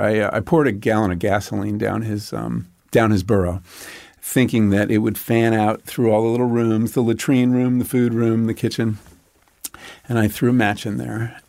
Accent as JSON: {"language": "English", "area": "Long Island", "region": "New York", "country": "United States", "tie": "born or raised there", "said": "When I grew up on Long Island"}